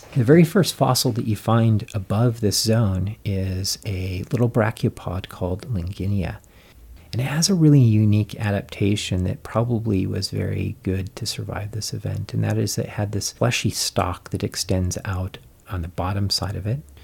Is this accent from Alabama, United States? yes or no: no; Colorado, United States; I grew up in Colorado